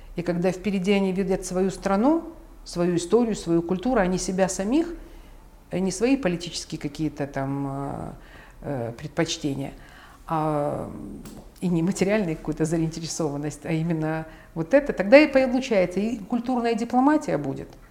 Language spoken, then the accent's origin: Russian; Ukraine; я родилась в Украине. То есть я украинка